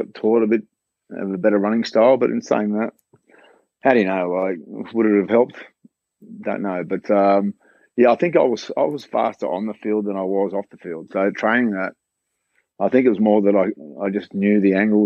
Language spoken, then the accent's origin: English; Concord, New South Wales, Australia; also born or lived in Western Sydney; I was homebush boys, so I grew up in Concord and then Homebush Boys, and then we moved out west